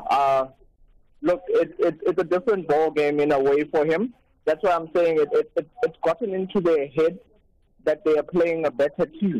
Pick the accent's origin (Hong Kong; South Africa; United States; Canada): South Africa; I'm a South African